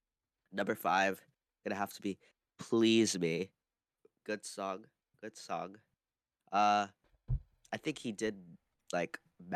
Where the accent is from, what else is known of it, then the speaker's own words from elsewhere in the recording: Philippines; being Filipino myself, really?